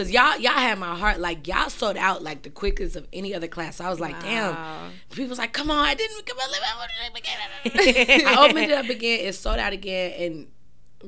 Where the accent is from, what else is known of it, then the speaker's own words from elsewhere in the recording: St. Louis, Missouri, United States; now in Florida, United States; I'm from St. Louis, but I live in Florida.